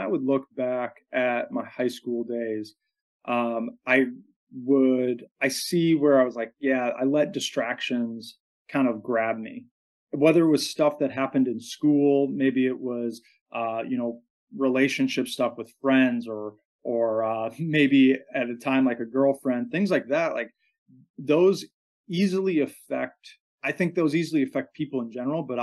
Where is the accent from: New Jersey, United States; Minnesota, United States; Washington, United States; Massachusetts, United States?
Minnesota, United States; just south of the Twin Cities; I grew up in Minnesota, just south of the Twin Cities